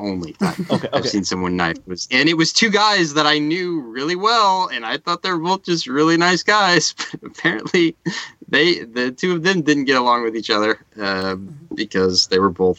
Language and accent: English; Indianapolis, Indiana, United States; where I grew up in Indianapolis